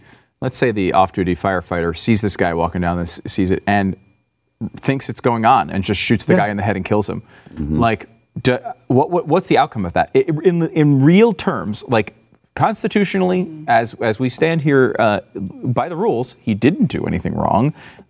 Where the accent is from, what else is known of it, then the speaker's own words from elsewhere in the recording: Northeast, United States; I grew up in the Northeast